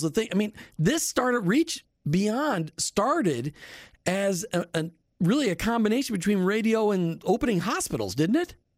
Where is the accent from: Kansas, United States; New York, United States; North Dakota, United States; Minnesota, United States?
Minnesota, United States; Minneapolis; now in Tampa Bay, United States; I grew up in Minneapolis, St. Paul